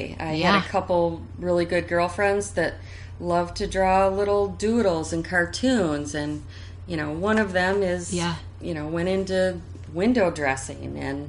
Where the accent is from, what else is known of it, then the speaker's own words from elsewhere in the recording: Lansing, Michigan, United States; now in Grand Rapids, United States; I grew up in Lansing.